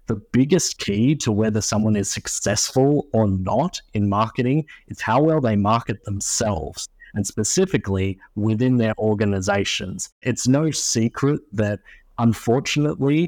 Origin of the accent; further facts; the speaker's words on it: Australia; moved away as an adult; now in United States; my home country of Australia